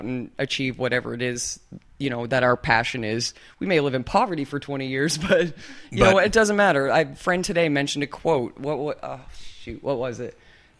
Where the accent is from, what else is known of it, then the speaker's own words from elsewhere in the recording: Canada; accent: Canadian; that's my Canadian accent. Although apparently I can pull off a pretty good American these days.